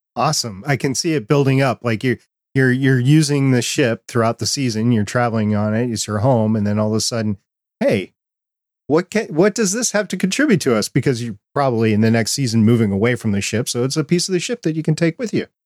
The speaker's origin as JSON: {"language": "English", "region": "New York", "country": "United States", "tie": "born or raised there", "said": "I was born in Brooklyn, New York"}